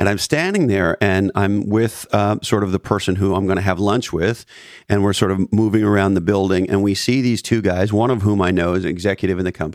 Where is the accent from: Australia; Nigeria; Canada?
Canada; now in United States; I grew up in Canada.